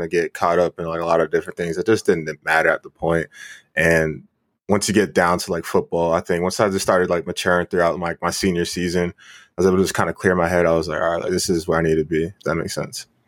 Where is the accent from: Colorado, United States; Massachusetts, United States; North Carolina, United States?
North Carolina, United States; Waxhaw; I grew up in Waxhaw Marvin